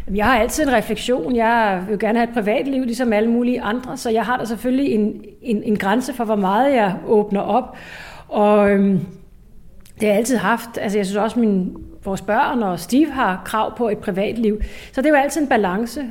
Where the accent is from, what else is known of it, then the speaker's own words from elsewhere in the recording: Ishøj, Capital Region of Denmark, Denmark; hvordan var min barndom i Ishøj?